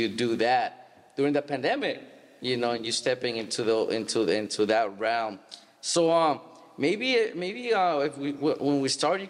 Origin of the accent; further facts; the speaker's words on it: Stockton, California, United States; being Hispanic, growing up in Stockton